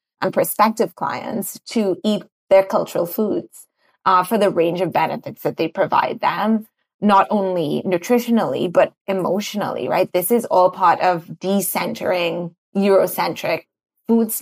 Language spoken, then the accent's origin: English; Trinidad & Tobago; I grew up in Trinidad.